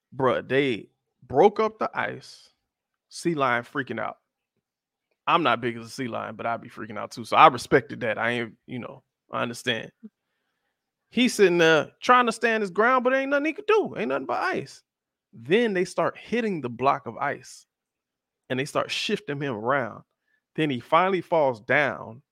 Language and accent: English; South Florida, United States; I'm from South Florida, and I am of the darker hue